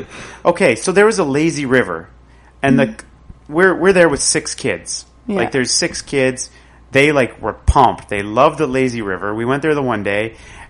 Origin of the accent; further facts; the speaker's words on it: Tweed, Ontario, Canada; I'm from Tweed.